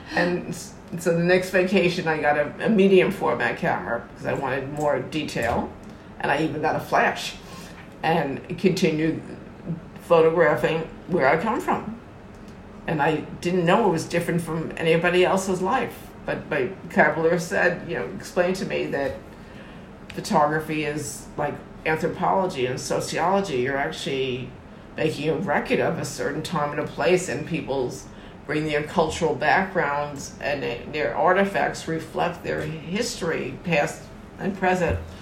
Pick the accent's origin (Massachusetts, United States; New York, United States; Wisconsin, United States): New York, United States; North Massapequa; also born or lived in Bronx, New York; when I was two and a half years old, on the GI Bill, they bought a house in North Massapequa Long Island, New York